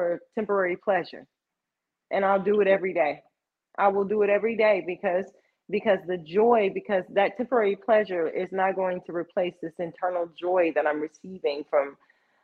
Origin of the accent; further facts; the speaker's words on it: Texas, United States; I am Texan